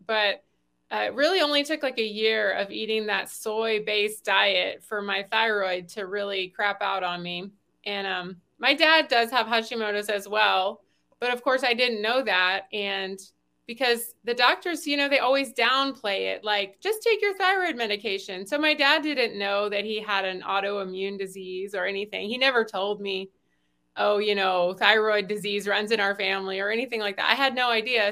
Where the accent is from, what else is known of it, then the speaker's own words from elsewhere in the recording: the South, United States; I grew up in the South eating, you know, biscuits